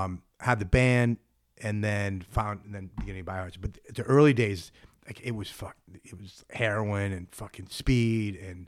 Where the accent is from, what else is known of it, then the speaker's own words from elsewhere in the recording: Boston, Massachusetts, United States; born there; I'm like, they like, you grew up in New York? I'm like, no, I was born in Boston.